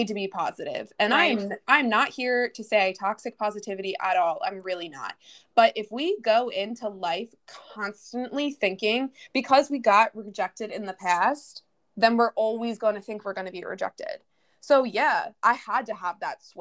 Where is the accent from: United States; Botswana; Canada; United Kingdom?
United States; Philadelphia, Pennsylvania; I'm from Philly